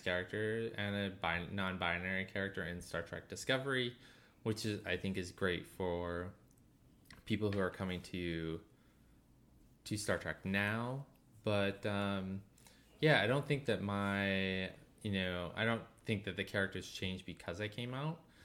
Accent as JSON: {"language": "English", "region": "Maine", "country": "United States", "tie": "born or raised there", "said": "I grew up in Maine"}